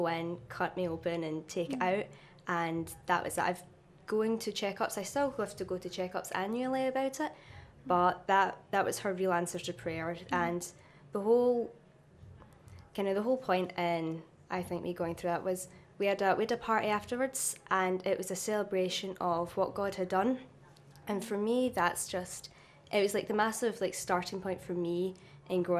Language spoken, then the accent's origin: English; Renfrew, Scotland, United Kingdom; I'm from Renfrew, which is about 10 miles west of Glasgow. So I was brought up in a Christian home